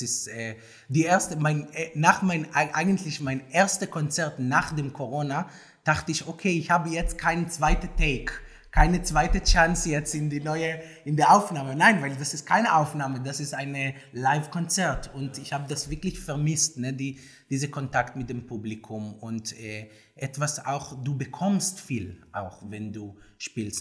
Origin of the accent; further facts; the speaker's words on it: Tel Aviv, Tel Aviv District, Israel; German is a second language; moved away as an adult; now in Berlin, Germany; ich komme aus Tel Aviv